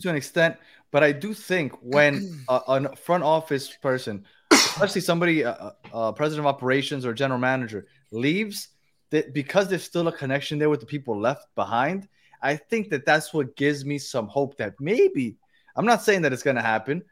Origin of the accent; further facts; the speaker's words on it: New York City, New York, United States; I'm from Brooklyn